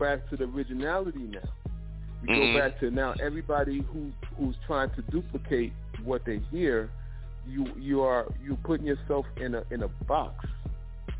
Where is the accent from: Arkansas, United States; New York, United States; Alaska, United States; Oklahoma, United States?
New York, United States; now in Delaware, United States; I'm from New York, but I reside in Delaware now.